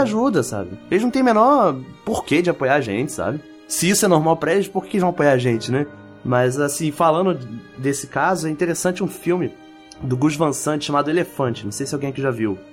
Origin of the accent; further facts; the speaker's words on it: Brazil; eu me senti meio mal, assim, enquanto brasileiro